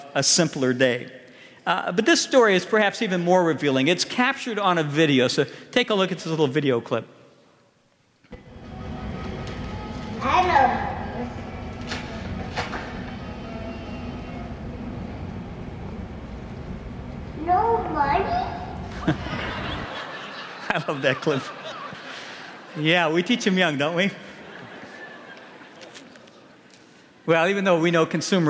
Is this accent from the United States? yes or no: yes; Chicago, Illinois, United States; I grew up in Chicago